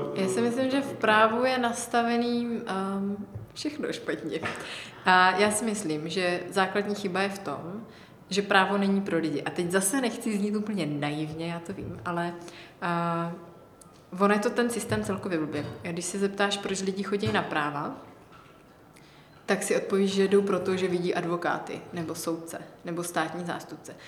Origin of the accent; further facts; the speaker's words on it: Olomouc Region, Czechia; já jsem od Olomouce